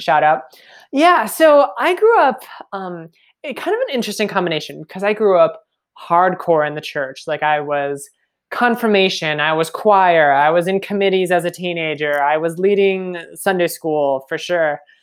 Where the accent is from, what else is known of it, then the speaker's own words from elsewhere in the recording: Minnesota, United States; moved away as an adult; I am Minnesota, born and raised